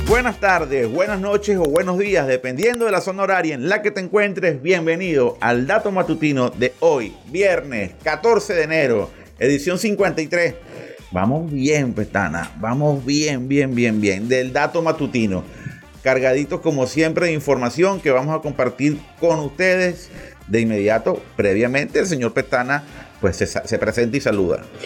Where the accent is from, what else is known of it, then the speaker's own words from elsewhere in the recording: Venezuela; en nuestro territorio